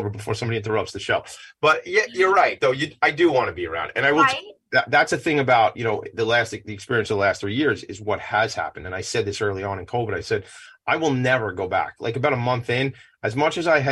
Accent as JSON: {"language": "English", "town": "Franklin Square", "region": "New York", "country": "United States", "tie": "born or raised there", "said": "I live up on the North Shore now, but I grew up in Franklin Square."}